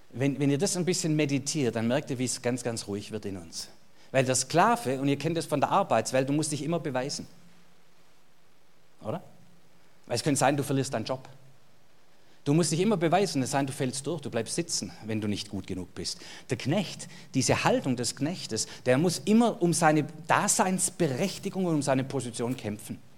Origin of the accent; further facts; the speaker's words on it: Baden-Württemberg, Germany; Jetzt geht es mir als Schwabe wieder gut.